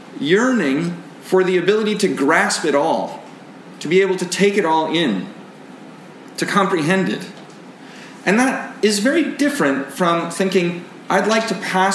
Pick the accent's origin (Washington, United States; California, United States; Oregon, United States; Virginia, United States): Washington, United States; Seattle; for me, growing up in Seattle